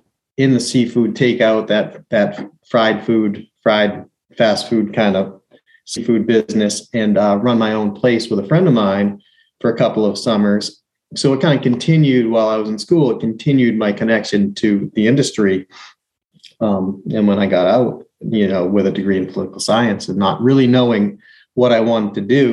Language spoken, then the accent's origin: English; Maine, United States; growing up in Maine